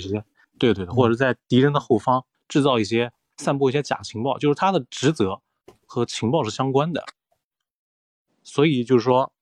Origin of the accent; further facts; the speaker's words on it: China; 我们中国人看春晚